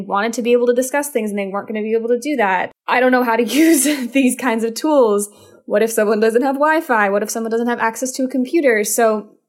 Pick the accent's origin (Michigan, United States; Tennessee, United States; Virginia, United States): Virginia, United States; Falls Church; moved away as an adult; I am in Falls Church, Virginia, in my childhood home